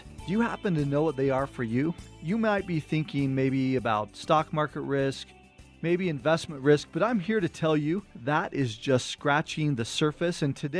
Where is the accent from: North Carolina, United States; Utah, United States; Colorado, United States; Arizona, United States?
Utah, United States; Cottonwood Heights; we thought about growing up in Cottonwood Heights. We were right at the base of the mountain, right between Big and Little Cottonwood Canyon.